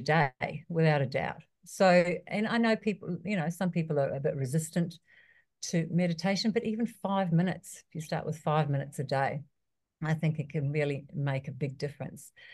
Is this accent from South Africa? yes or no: no; New Zealand; moved away; also born or lived in Australia; I was born in New Zealand, I lived in Australia for years